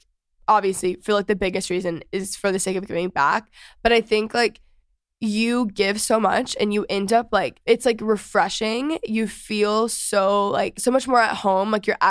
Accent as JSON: {"language": "English", "region": "Texas", "country": "United States", "moved": "yes", "lives_now": "Los Angeles, United States", "said": "I'm from Texas."}